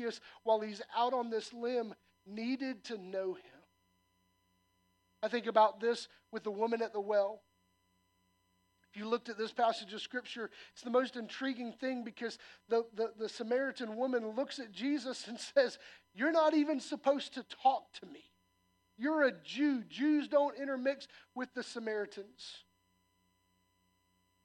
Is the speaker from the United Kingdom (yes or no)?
no; the South, United States; I'm a Southerner by nature